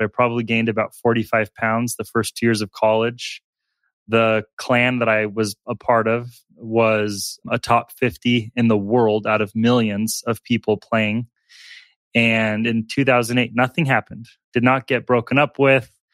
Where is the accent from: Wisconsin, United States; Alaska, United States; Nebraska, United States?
Alaska, United States; moved away as an adult; also born or lived in Tulsa, Oklahoma; I was born in Tulsa, Oklahoma, uh, but quickly moved up to Alaska. I was there from ages three to eighteen.